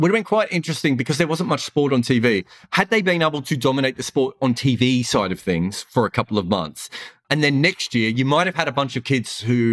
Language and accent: English; Melbourne, Victoria, Australia; I grew up in Australia, in Melbourne